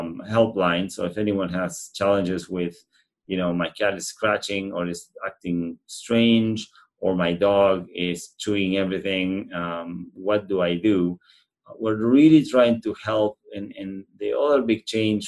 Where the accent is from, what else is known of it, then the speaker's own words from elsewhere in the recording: Argentina; moved away as an adult; now in Winnipeg, Canada; my family had almost, I would say, a recreational farm in central Argentina, which I spent most of my summers growing up going there